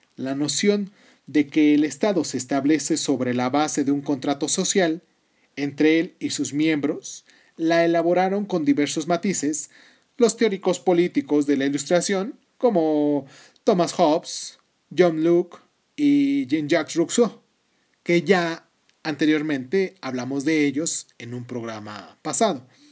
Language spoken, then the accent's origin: Spanish; Mexico; yo soy mexicano porque nací en México